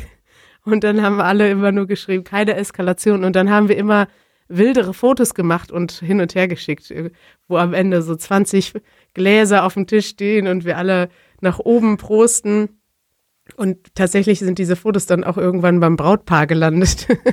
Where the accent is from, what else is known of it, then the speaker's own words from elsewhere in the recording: Germany; als Deutscher